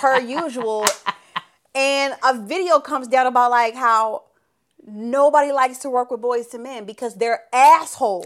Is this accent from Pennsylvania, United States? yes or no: yes; Philadelphia, Pennsylvania, United States; I am from Philly